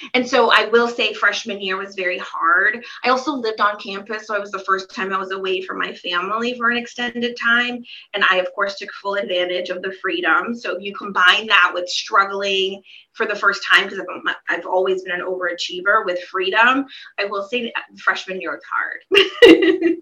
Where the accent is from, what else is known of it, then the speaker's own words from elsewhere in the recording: Silver Spring, Maryland, United States; now in Portland, United States; we lived in the DC area, Silver Spring, Maryland, to be exact, is where I grew up